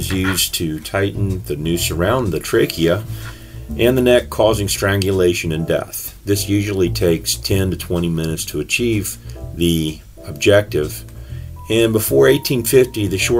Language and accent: English; Madison County, North Carolina, United States; Growing up in Madison County myself